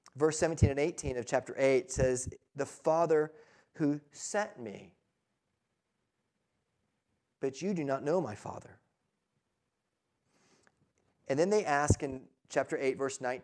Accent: United States; we are American

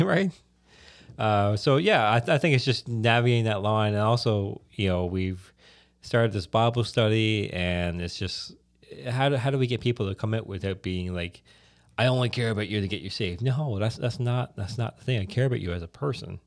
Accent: Newfoundland and Labrador, Canada; I'm from Newfoundland

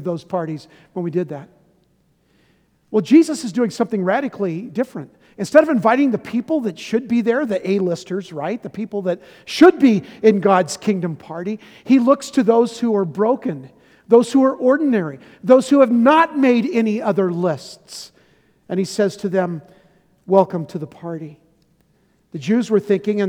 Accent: San Diego, California, United States; also born or lived in Chicago; Sherry and I grew up in San Diego

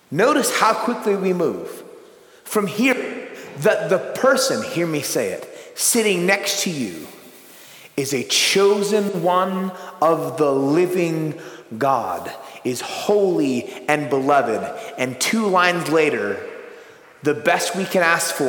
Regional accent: United States; I say this as an American

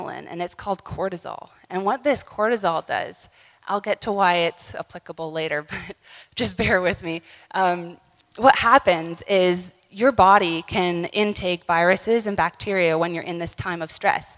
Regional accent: Ontario, Canada; we're from Ontario, Canada

